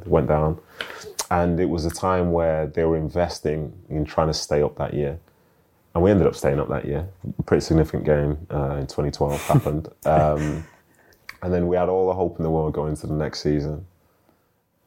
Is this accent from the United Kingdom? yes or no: yes; Manchester, North West England, United Kingdom; moved away as an adult; also born or lived in London; being a Mancunian, like, I hated London. Like, and my experience as a footballer from Manchester